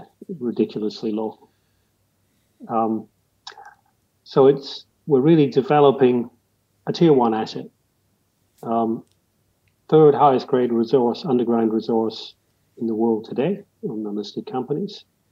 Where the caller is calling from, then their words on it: Perth, Western Australia, Australia; Perth, Western Australia.